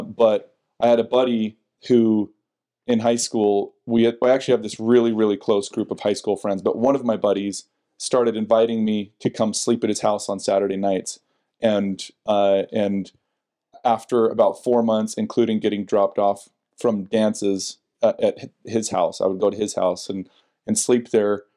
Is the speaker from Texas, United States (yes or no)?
no; West Jordan, Utah, United States; also born or lived in West Valley City, Utah / Sandy, Utah / Murray, Utah / Draper, Utah; I grew up originally in West Jordan, West Valley, bounced around